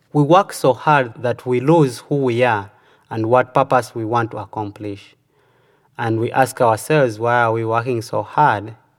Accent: Uganda; moved away as an adult; now in United States

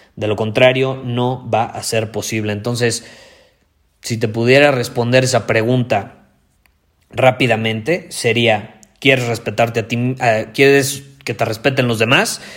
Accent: Mexico; yo soy más mexicano que el nopal

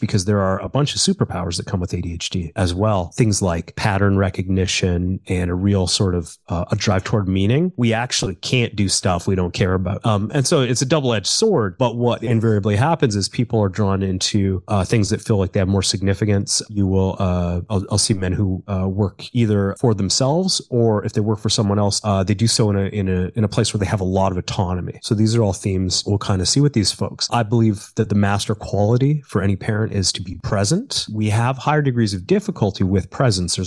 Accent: Calgary, Alberta, Canada; I was born in Calgary, which is part of Alberta

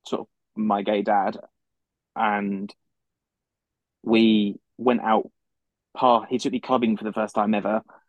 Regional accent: London, United Kingdom; I'm from London in the UK.

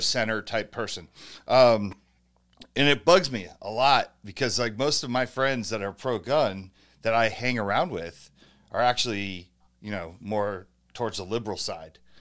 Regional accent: United States; also born or lived in New Jersey / San Francisco, California; growing up in Jersey and San Francisco

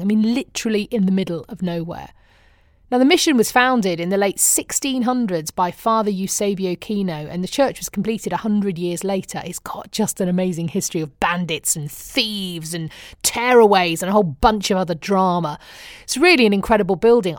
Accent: United Kingdom; moved away as an adult; now in Arizona, United States; I'm British

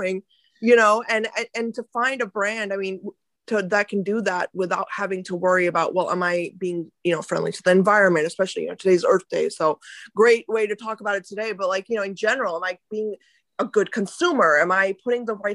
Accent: India; when I was growing up, you know, I was in India, I was born in India

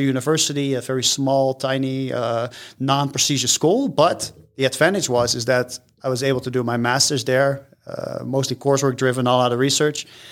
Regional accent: Rotterdam, South Holland, Netherlands; moved away as an adult; now in United States; I am from the Netherlands. Yes, born and raised.

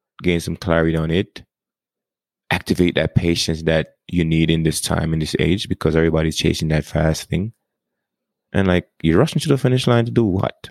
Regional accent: Jamaica; accent: Jamaican; now in United States; I was born and raised in Jamaica. And then I got to the United States in 1998.

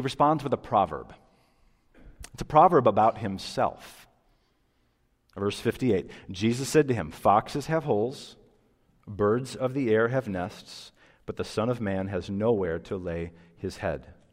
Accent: United States

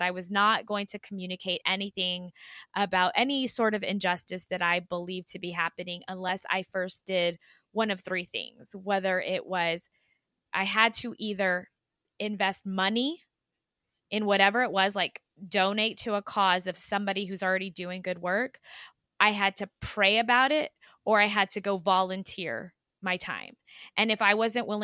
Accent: El Paso, Texas, United States; El Paso is my hometown.

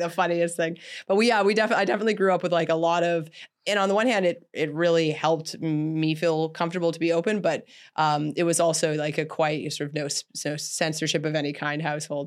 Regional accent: Canada; I grew up in Canada

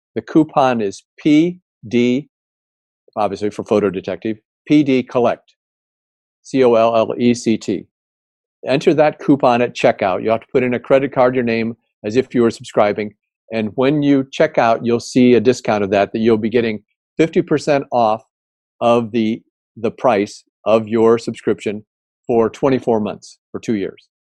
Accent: Indiana, United States; I grew up in Indiana

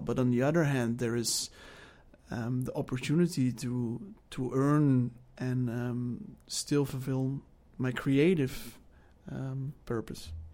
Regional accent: Netherlands; moved away; I am from the Netherlands, and I am twenty-seven years old.

